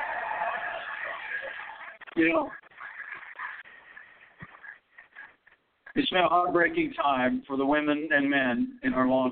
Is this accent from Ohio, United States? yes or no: no; Indiana, United States; In my home state of Indiana